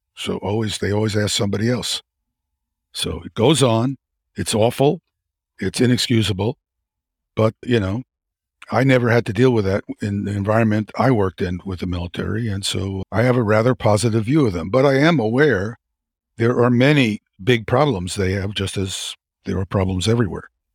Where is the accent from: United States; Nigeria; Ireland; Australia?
United States; New York City, New York; I grew up in Brooklyn, New York